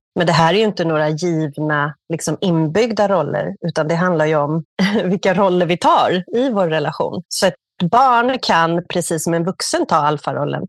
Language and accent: Swedish; Stockholm, Stockholm County, Sweden; moved away as an adult; now in Barcelona, Spain; ursprungligen från Stockholm